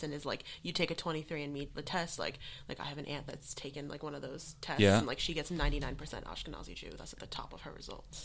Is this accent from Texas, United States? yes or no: no; New York, United States; moved away as an adult; now in Los Angeles, United States; I grew up in Staten Island, New York, where it was heavily Catholic Italian